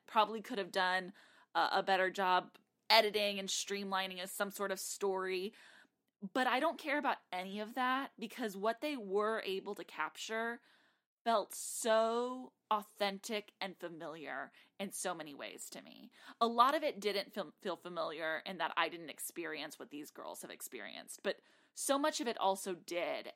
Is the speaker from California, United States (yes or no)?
no; Texas, United States; now in Nashville, United States; I grew up in Texas